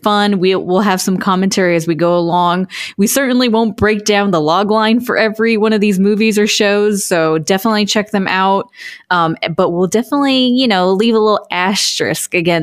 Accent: Florida, United States; also born or lived in Boston; now in Los Angeles, United States; when I lived in Boston and growing up in Florida

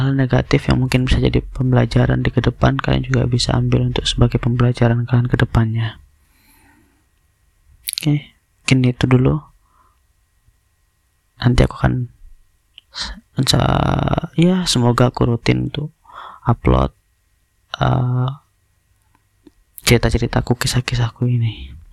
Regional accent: Batam, Riau Islands, Indonesia; aku orang Batam

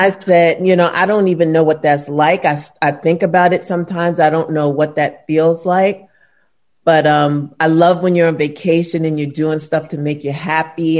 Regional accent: New York City, New York, United States; moved away as an adult; now in Los Angeles, United States; I'm from, I'm born and raised in Brooklyn.

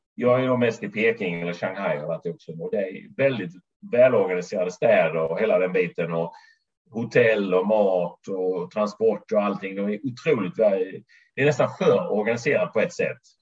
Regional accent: Sweden; moved away as an adult; now in United States; I grund och botten är jag svensk

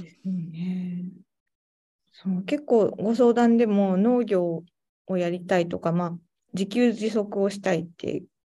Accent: Tateyama, Toyama, Japan; also born or lived in Tokyo; now in Imizu, Japan; 立山市出身なんですけど、小学生の時に立山登山の

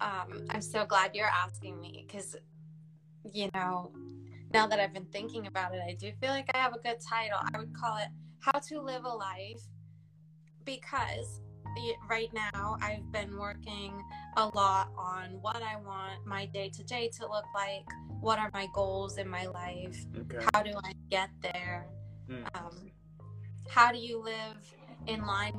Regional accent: Michigan, United States; born there; also born or lived in Dayton; I feel like I'm not from Dayton originally. I was actually born in Michigan and moved military. My dad is Air Force, but I feel like I'm Dayton born and raised essentially now.

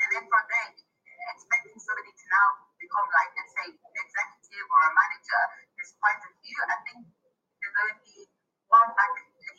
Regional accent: Nottingham, East Midlands, United Kingdom; I come from Nottingham, and Nottingham is very diverse, very multicultural.

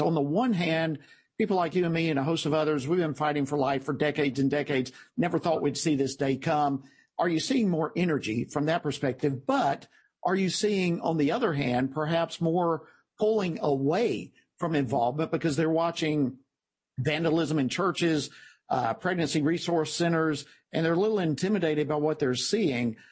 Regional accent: Georgia, United States; my home state of Georgia

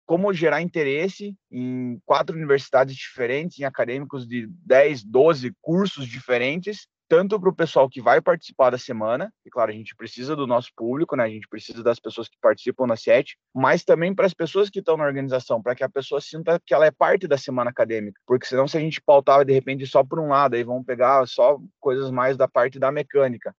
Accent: Ponta Grossa, Paraná, Brazil; Sou natural aqui de Ponta Grossa

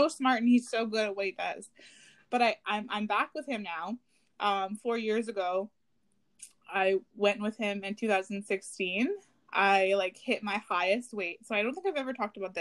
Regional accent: Garden River, Ontario, Canada; now in Toronto, Canada; I'm originally from Garden River

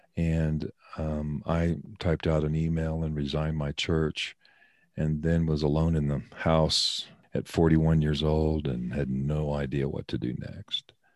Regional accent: Colorado, United States; moved away as an adult; also born or lived in Oklahoma / Seattle, Washington; My wife and I are both born and raised in Colorado

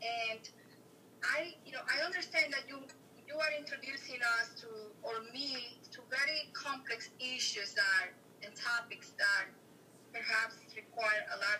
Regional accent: Dominican Republic; now in New York, United States; I was born in the Dominican Republic, and I live in New York.

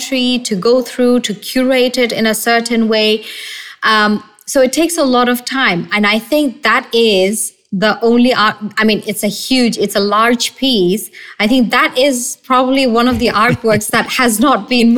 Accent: Bangladesh; we're from Bangladesh and we got our independence in 1971.

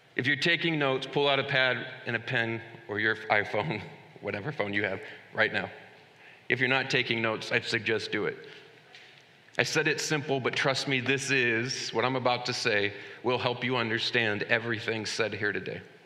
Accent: United States

